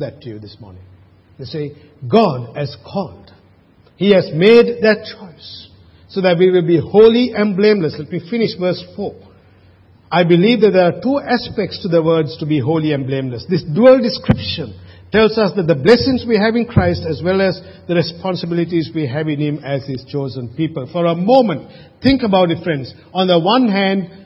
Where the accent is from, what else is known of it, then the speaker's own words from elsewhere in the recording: Sri Lanka; moved away; when I was growing up in Sri Lanka having a slate